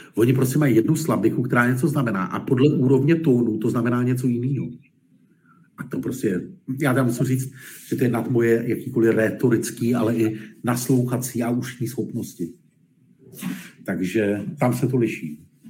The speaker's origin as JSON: {"language": "Czech", "country": "Czechia", "also_born_or_lived": "Germany / Poland", "said": "my na tom samozřejmě nejsme, nebo bohužel nejsme moc šťastně jako Češi v té retorice"}